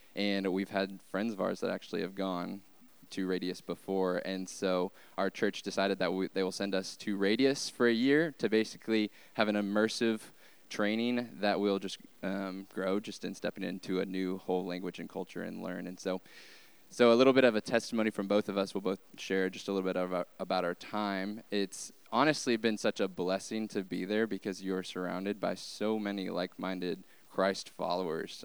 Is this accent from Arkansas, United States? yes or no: yes; Arkansas, United States; moved away; we are from Arkansas